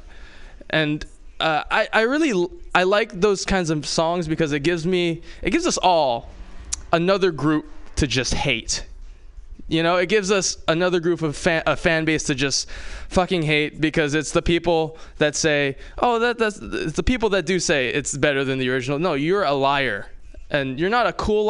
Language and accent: English; Hawaii, United States; moved away; I grew up in Hawaii.